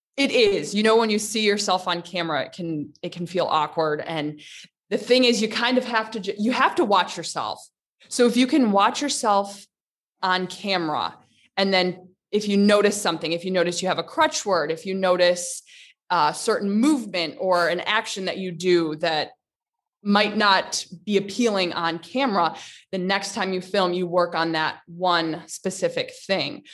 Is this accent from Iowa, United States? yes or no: no; Michigan, United States; moved away as an adult; also born or lived in Virginia / Tennessee / Riyadh, Saudi Arabia; now in Dubai, United Arab Emirates; I'm from Michigan.